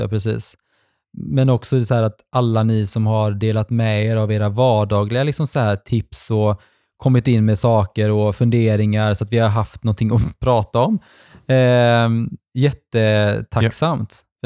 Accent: Gothenburg, Västra Götaland, Sweden; där jag växte upp när jag var liten i Fjällbo, mm. Utby

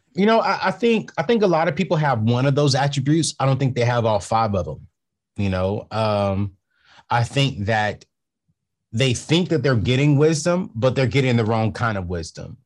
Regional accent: San Diego, California, United States; San Diego, California

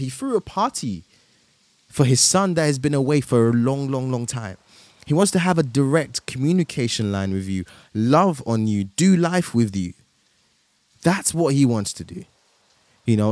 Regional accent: Nigeria; moved away; I also went home to my, to my home country, Nigeria

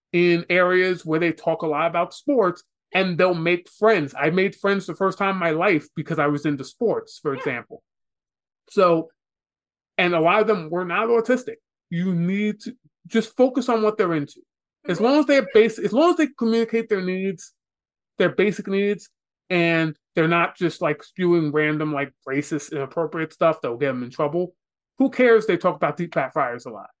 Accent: New York City, New York, United States; Growing up in New York City

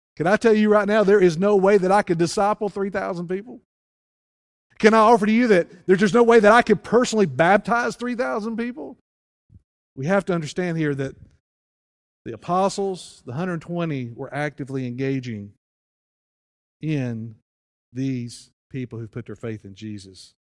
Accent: United States; moved away; if you go to my hometown, if you go to Wilkes County

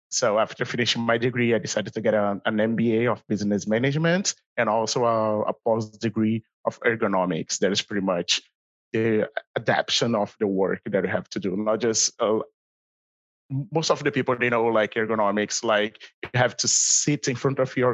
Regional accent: Rio de Janeiro, Brazil; English is a second language; moved away as an adult; So I'm original from Brazil, Rio, especially, or for everyone who speaks Portuguese, Rio de Janeiro.

